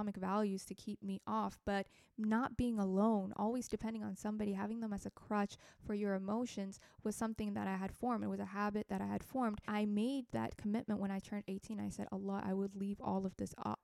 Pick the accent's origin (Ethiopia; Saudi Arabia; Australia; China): Ethiopia; English is a second language; now in United States; I'm from Ethiopia